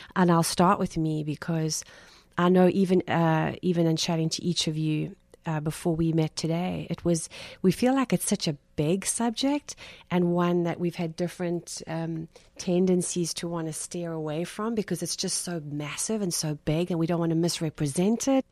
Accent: South Africa; moved away as an adult; now in South Florida, United States; I'm not from Brooklyn. I'm from South Africa and, um, have been in the States for two years now.

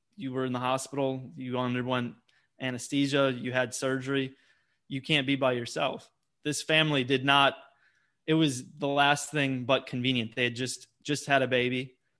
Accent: Wisconsin, United States; Growing up in Wisconsin

